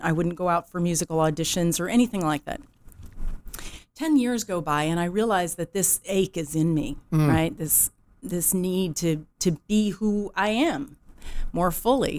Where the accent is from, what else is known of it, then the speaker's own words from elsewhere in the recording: outside of Chicago, Illinois, United States; accent: neutral accent, hard A sounds; moved away; I grew up outside of Chicago, where all the amazing people come from.